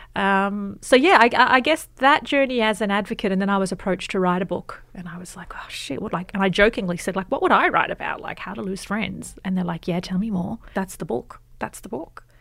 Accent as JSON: {"language": "English", "town": "Sydney", "region": "New South Wales", "country": "Australia", "tie": "born or raised there", "said": "I grew up in Western Sydney"}